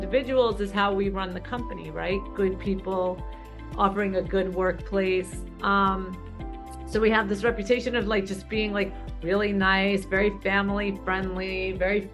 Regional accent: New York City, New York, United States; I grew up in Brooklyn.

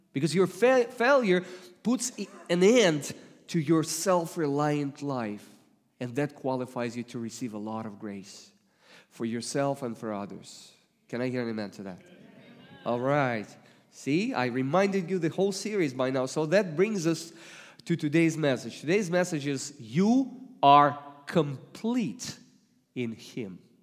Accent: Russia; accent: Russian; English is a second language; moved away; I come originally from Russia

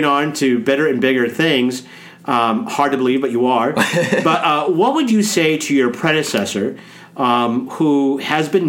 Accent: Omaha, Nebraska, United States; Gerald Ford was actually born in my hometown, I Omaha, Nebraska.

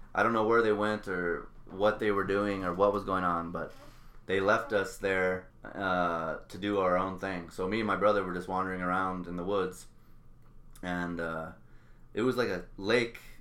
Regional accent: Albuquerque, New Mexico, United States; moved away as an adult; now in Wisconsin, United States; me and my sister here, uh, we grew up in Albuquerque, New Mexico, on the west side

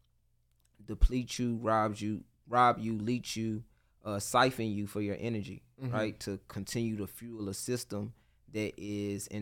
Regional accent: Memphis, Tennessee, United States; I'm from Memphis, Tennessee

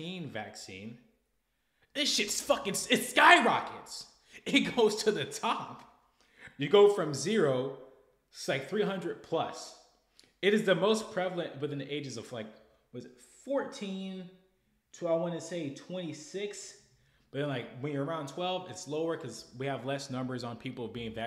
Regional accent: United States; We're American

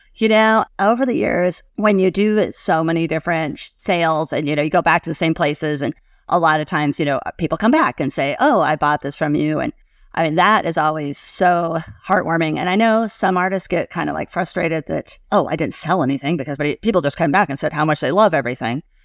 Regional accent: Gillette, Wyoming, United States; I grew up in Gillette, Wyoming

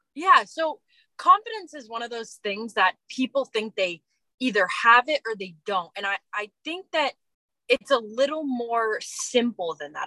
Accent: East Coast, United States; moved away; also born or lived in Los Angeles, United States; I'm originally from the East Coast. I've lived a few years

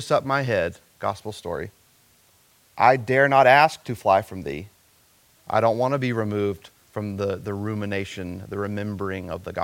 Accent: coastal South Carolina, United States; I grew up in coastal South Carolina

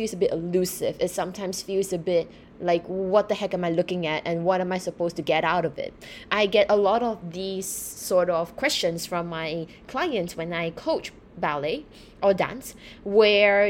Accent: Singapore; moved away as an adult; also born or lived in United Kingdom; I was born and raised in Singapore.

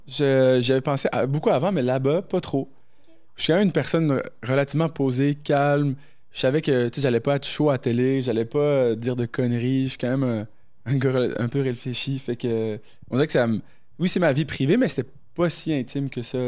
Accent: New Brunswick, Canada; moved away as an adult; also born or lived in Morocco; now in Quebec City, Canada; je suis né au Maroc, grandi au Brunswick, puis depuis l'âge de 19 ans, je suis à Québec

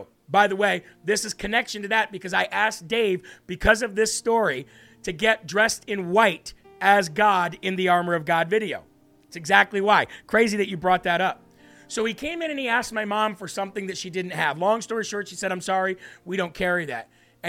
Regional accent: Illinois, United States; born there; now in Vermont, United States; I was born in Northwest Illinois, close to the Iowa border.

